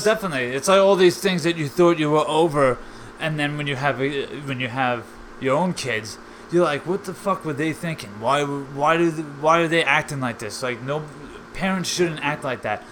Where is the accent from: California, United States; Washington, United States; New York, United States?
New York, United States; Long Island; I'm from Long Island, New York